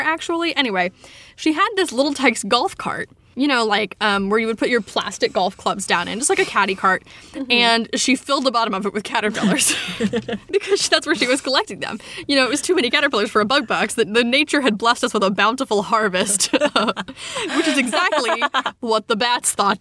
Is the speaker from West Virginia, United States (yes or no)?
yes; West Virginia, United States; growing up in West Virginia